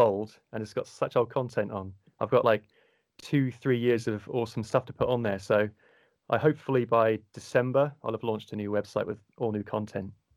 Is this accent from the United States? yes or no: no; Cornwall, South West England, United Kingdom; accent: Cornwall tint; a low soft or cornwall tint to my voice accent